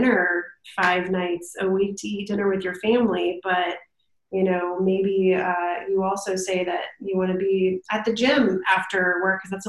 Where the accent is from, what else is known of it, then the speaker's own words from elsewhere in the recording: Canton, Ohio, United States; moved away as an adult; now in North Carolina, United States; me and my husband are from Ohio. So from Canton, Ohio, you know, Football Hall of Fame, and grew up there